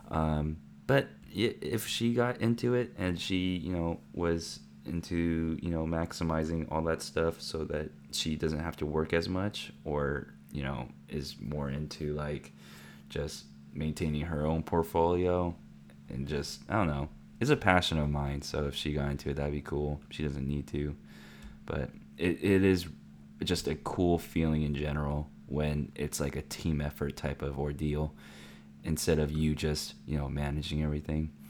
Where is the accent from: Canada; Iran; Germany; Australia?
Canada; Granby, Quebec; Since I'm from Canada, Granby, we have some other particular accounts